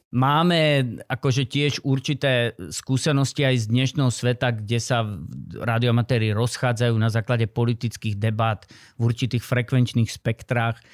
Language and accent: Slovak; central Slovakia, Slovakia; OM znamená, že som Slovak. zo Slovenska, šestka, že som desi zo stredného Slovenska, tam som, ako mám hmm, trvalý pobyt, alebo začínal.